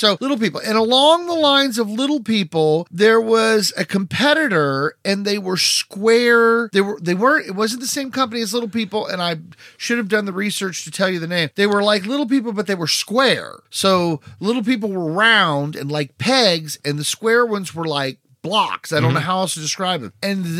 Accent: West Virginia, United States; also born or lived in Florida; When we moved from Florida back to West Virginia

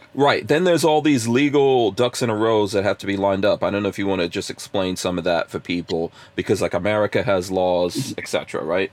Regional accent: Texas, United States; I'm from Texas

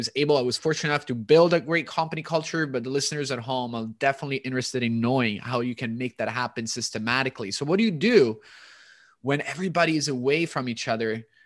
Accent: Toronto, Ontario, Canada; moved away as an adult; now in Italy; right now I'm actually in Italy because we're originally from Toronto

